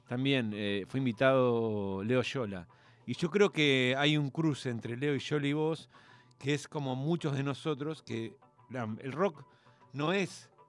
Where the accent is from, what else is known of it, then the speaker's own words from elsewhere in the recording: Corrientes, Argentina; born there; also born or lived in Buenos Aires; nací en Corrientes, viví en muchos